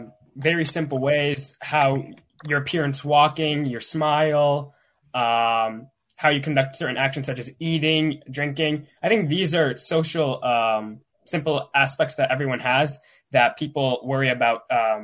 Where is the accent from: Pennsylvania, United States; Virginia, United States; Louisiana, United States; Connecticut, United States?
Pennsylvania, United States; Pittsburgh; I'm from Pittsburgh, Pennsylvania.